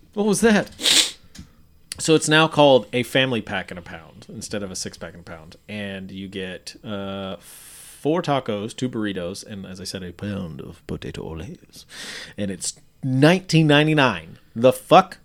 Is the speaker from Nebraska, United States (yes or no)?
yes; York, Nebraska, United States; born or raised there; moved away